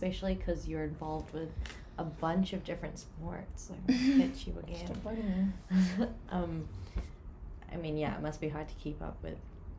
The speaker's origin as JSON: {"language": "English", "country": "New Zealand", "also_born_or_lived": "West Virginia", "moved": "as an adult", "lives_now": "New Jersey, United States", "said": "I'm from New Zealand"}